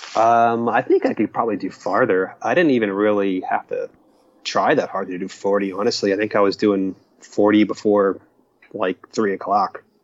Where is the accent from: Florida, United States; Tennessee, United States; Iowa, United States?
Florida, United States; Stuart; a little town called Stewart, uh, which is near the Ocean of Lake Trail